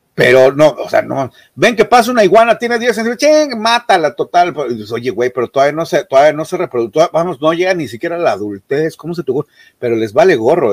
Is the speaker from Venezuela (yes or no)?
no; Mexico; como mexicanos